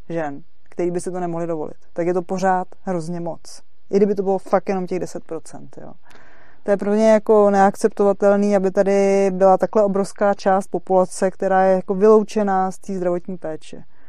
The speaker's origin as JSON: {"language": "Czech", "country": "Czechia", "tie": "born or raised there", "said": "jsem se narodila v České republice"}